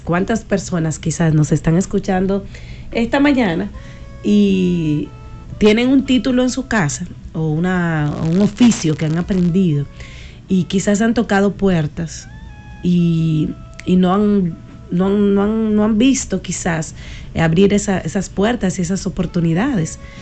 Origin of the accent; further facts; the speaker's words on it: Sabana Grande de Boyá, Monte Plata, Dominican Republic; cuando era pequeña, yo soy de campo, o sea, yo nací en Sabana Grande de Boya, nosotros jugábamos al espectáculo con mis primos